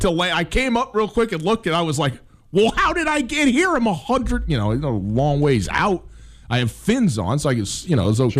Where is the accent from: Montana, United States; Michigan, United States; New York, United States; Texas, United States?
Montana, United States; I'm from Montana